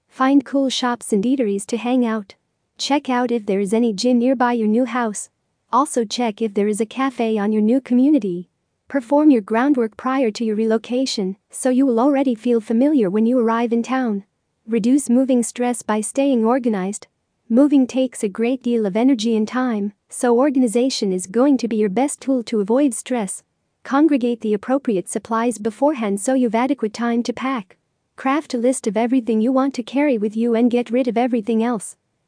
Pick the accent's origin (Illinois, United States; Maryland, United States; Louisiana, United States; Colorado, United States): Maryland, United States; Rockville; from Rockville, United States.